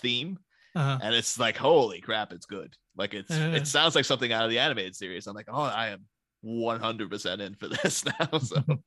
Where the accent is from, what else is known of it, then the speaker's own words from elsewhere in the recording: Ireland; now in England; I am in fact Irish. I am not English at all.